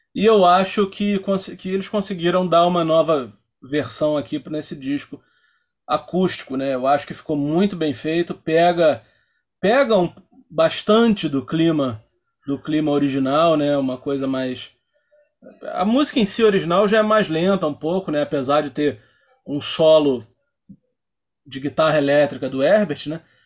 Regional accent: Nova Iguaçu, Rio de Janeiro, Brazil; a gente é de Nova Iguaçu, né? A gente grava esse episódio aqui de Nova Iguaçu

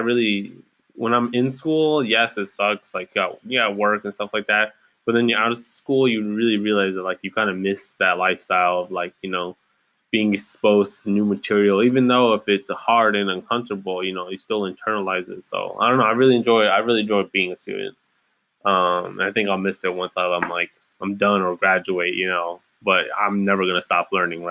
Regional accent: Ypsilanti, Michigan, United States; moved away as an adult; now in Kalamazoo, United States; I'm originally from Ypsilanti, Michigan, just outside Ann Arbor. Born and raised

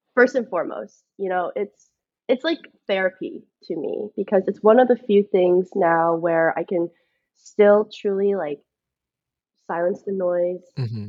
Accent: Georgia, United States

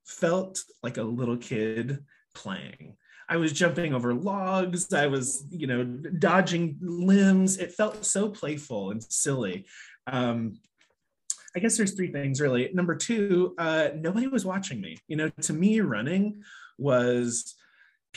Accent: Midwest, United States; moved away as an adult; also born or lived in New York; I grew up in the Midwest on a pig farm

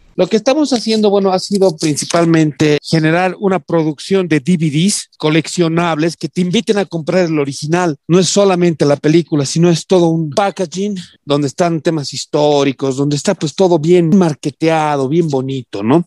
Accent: Bolivia

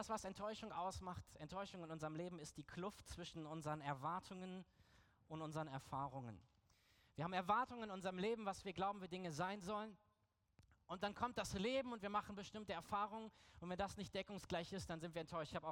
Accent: Berlin, Germany; Ich komme ja aus Berlin

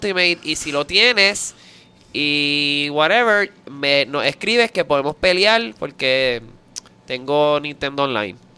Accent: Puerto Rico; yo soy un ilustre puertorriqueño.

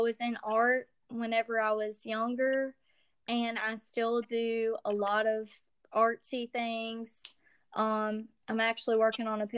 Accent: Louisiana, United States; I'm Cajun. I'm from Louisiana

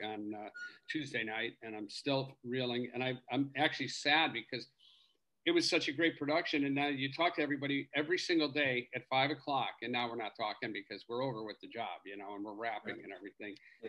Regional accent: Chicago, Illinois, United States; moved away; my hometown, Chicago

